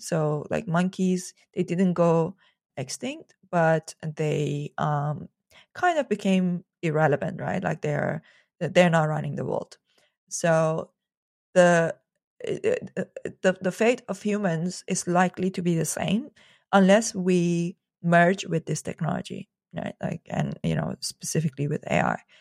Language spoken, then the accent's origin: English; Iran; moved away; I grew up in Iran